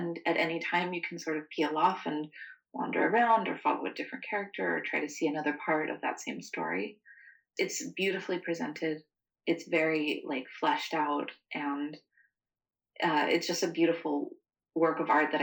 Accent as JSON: {"language": "English", "region": "the South", "country": "United States", "tie": "born or raised there", "said": "Growing up in the South, my dad used to take us around to a lot of battlefield graveyards and old historic homes."}